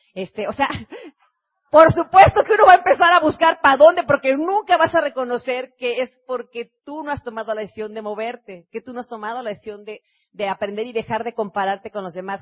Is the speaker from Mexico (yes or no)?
yes; Mexico